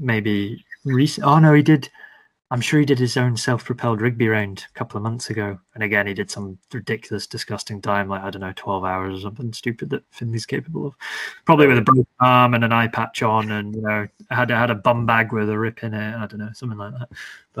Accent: Elgin, Scotland, United Kingdom; Well, my old man was in the Air Force, so we travelled a lot. But I kind of did my teenage years up in Elgin on the Murray coastline.

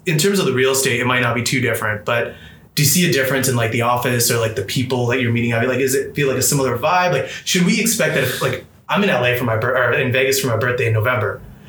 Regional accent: Toronto, Ontario, Canada; now in British Columbia, Canada; because I was personally from Toronto initially.

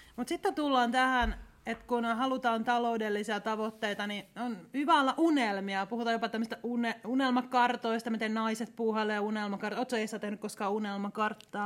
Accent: Ostrobothnia, Finland; mä olen Pohjanmaalta kotoisin

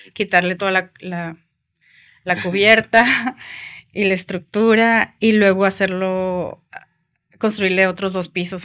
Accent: Mexico; yo siempre me creí muy mexicana, yo nací, y crecí en México

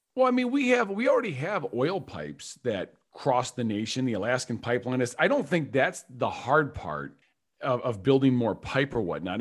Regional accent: Michigan, United States; we're from Michigan

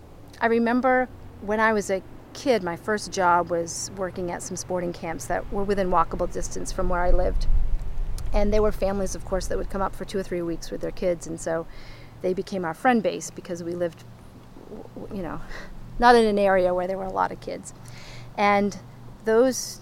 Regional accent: Maine, United States; me growing up here

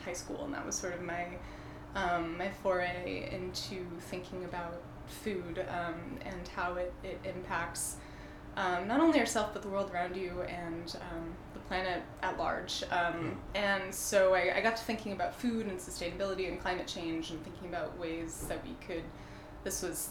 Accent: Connecticut, United States; I grew up in Connecticut

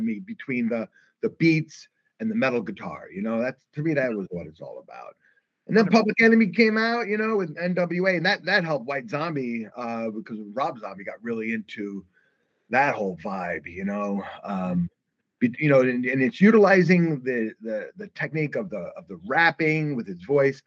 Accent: New York City, New York, United States; growing up in the Brooklyn days

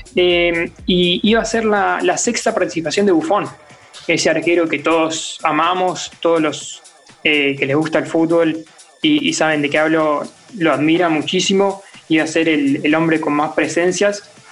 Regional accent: Argentina; me tocó vivir como, argentino

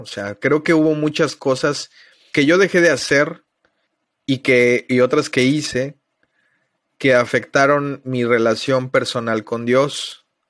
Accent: Mexico City, Mexico; moved away as an adult; now in Playa del Carmen, Mexico; soy originario de la Ciudad de México. Llevo ya 17 años viviendo en Playa del Carmen. Me vine a vivir cuando tenía 20 años.

